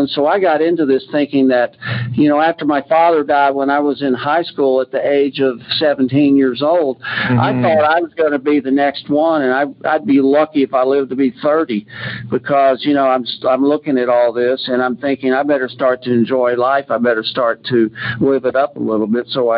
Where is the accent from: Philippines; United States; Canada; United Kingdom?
United States; Houston, Texas; moved away; I grew up in Texas. I'm a fifth generation Texan, and I'm not in Texas now.